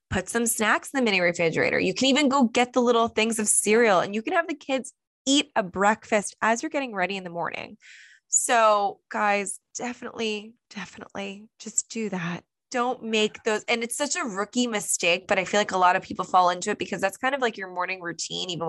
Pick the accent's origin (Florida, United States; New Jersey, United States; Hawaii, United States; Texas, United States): New Jersey, United States; we're from New Jersey